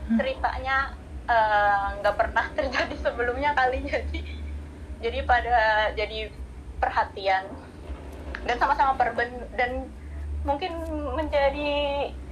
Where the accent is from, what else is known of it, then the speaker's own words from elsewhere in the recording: Magelang, Central Java, Indonesia; moved away; Aku aslinya Magelang